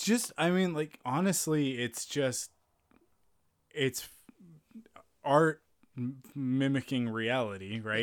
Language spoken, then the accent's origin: English; Penticton, British Columbia, Canada; moved away; growing up in Penticton